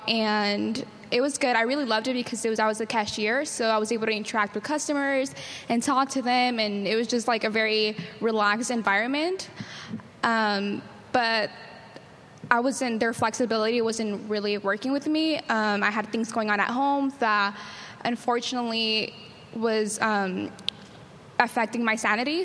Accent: San Diego, California, United States; I'm from City Heights

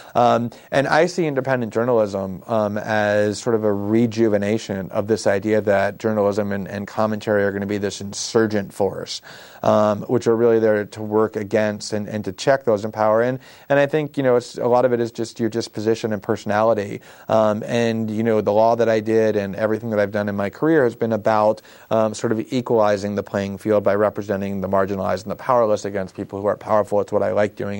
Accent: South Florida, United States; also born or lived in Queens, New York; I was born actually in Queens, but moved almost immediately to South Florida, where I was raised in a suburb for the next eighteen years

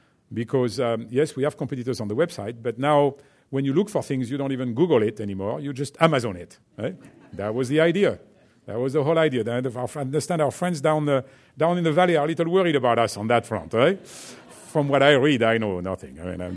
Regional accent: France; accent: French; English is a second language; my French accent

